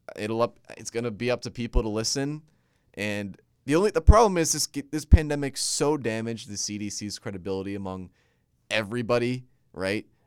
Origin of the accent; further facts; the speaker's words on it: New Jersey, United States; my home state of Jersey